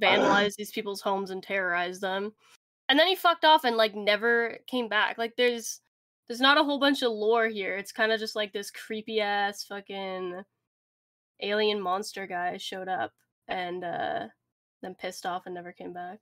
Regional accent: Canada; We're Canadian

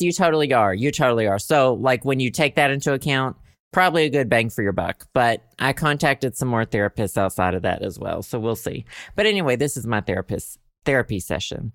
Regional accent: Southern United States, United States; accent: Southern; I, like, wanna lose my Southern accent

